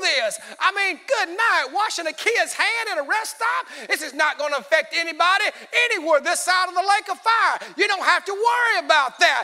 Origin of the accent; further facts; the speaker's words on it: Alabama, United States; we're from Alabama.